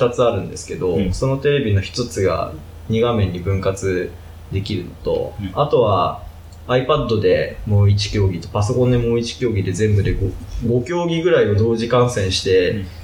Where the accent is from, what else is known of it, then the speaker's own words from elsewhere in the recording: Kagoshima, Japan; moved away as an adult; also born or lived in Ibusuki / Amami Oshima; now in Tokyo, Japan; 私はもともと九州の出身なんですけど、生まれは鹿児島県で、高校卒業まで鹿児島で育ちました。鹿児島の中で転々とすることが多くて、生まれたところは温泉で、えー、と有名な指宿市というところなんですけども、